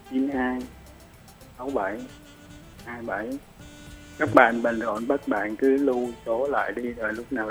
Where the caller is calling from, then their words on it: Ho Chi Minh City, Vietnam; ở từ Sài Gòn ạ.